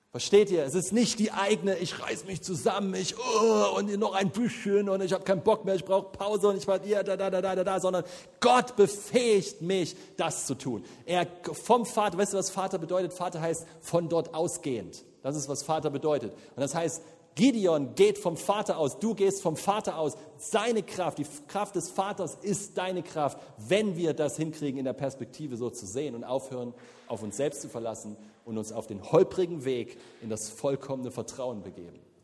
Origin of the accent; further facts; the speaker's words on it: the East, eastern Germany, Germany; wir kommen aus dem Osten